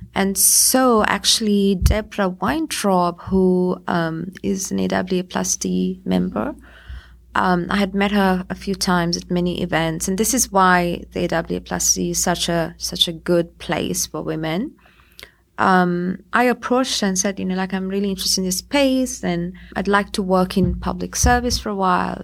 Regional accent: Sri Lanka; moved away; also born or lived in United States; I'm originally from Sri Lanka.

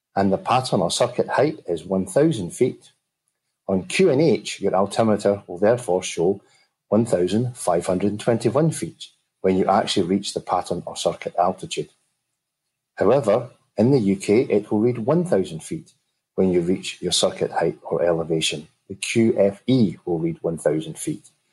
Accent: Glasgow, Scotland, United Kingdom; accent: Glaswegian Scottish; my Glaswegian Scottish accent

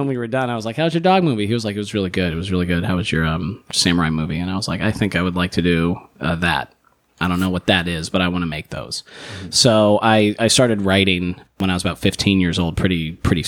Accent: Tucson, Arizona, United States; moved away; I grew up in Tucson, Arizona, and in the outskirts

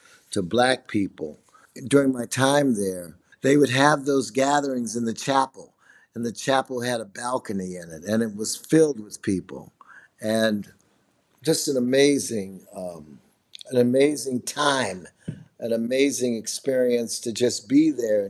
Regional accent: Chicago, Illinois, United States; I'm from Chicago, Illinois, and I'm a multimedia artist.

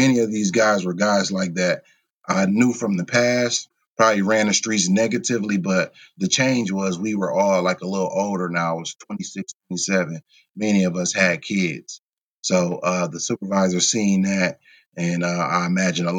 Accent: Kenosha, Wisconsin, United States; I'm from Kenosha.

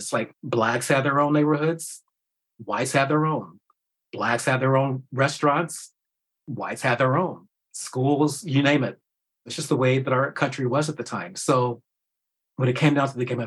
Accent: Kansas City, Missouri, United States; my hometown of Kansas City, Missouri

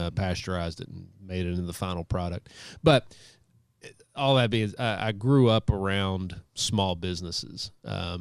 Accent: Ashland, Kentucky, United States; I grew up in Ashland, Kentucky, and close family

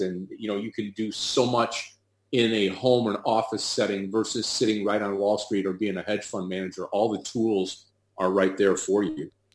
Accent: Detroit, Michigan, United States; I'm from Detroit, Michigan

